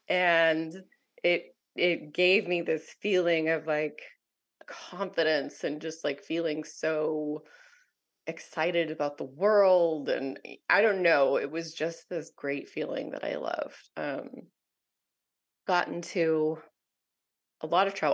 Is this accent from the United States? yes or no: yes; Southern California, United States; I was raised in Southern California, mostly by my single mom